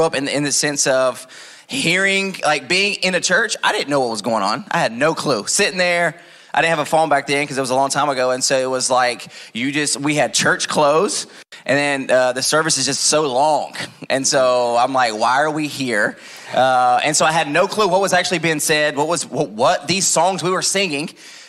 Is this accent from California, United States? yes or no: no; Taylorsville, North Carolina, United States; moved away; I grew up in North Carolina, a small town called Taylorsville.